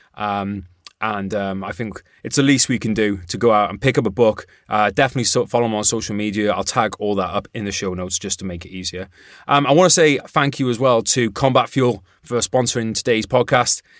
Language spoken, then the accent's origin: English; Wales, United Kingdom; I'm from Wales